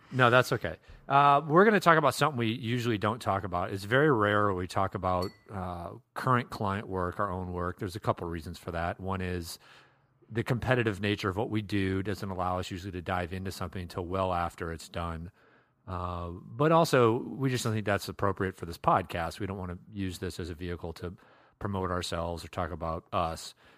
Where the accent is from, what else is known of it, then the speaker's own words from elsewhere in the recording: Iowa, United States; now in Minnesota, United States; I grew up in Iowa